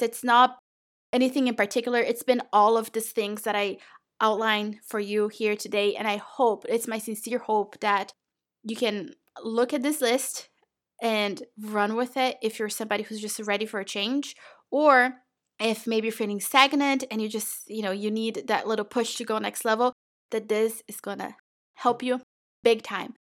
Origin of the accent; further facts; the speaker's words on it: Brazil; moved away; I was born and raised in Brazil